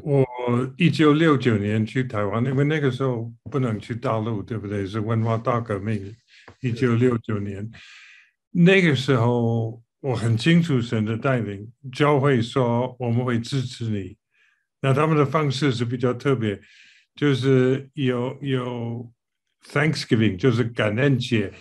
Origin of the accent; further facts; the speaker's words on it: United Kingdom; Chinese is a second language; moved away as an adult; also born or lived in Taiwan / mainland China / Singapore; 虽然我是英国人